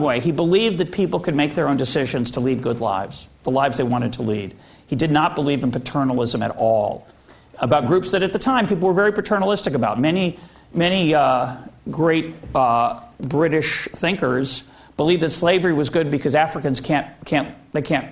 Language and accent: English; United States; I'm speaking now as an American